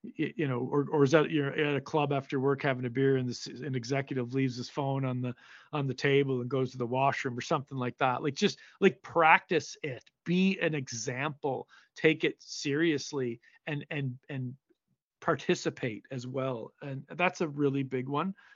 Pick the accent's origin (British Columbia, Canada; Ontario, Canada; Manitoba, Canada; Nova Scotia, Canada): Nova Scotia, Canada; Cape Breton; my hometown here in Cape Breton